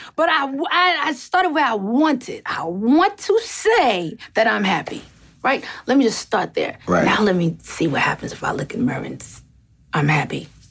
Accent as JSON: {"language": "English", "region": "New York", "country": "United States", "tie": "born or raised there", "also_born_or_lived": "Atlanta, Georgia", "moved": "yes", "said": "as a New Yorker"}